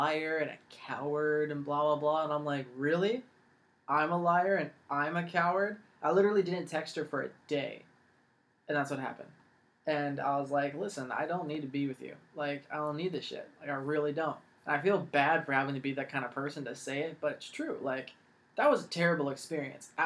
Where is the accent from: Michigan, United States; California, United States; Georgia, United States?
California, United States; San Jose; moved away; also born or lived in Los Angeles, California; I'm from San Jose. I was born in Los Angeles, but I moved to San Jose, yeah. And I was there for a long time.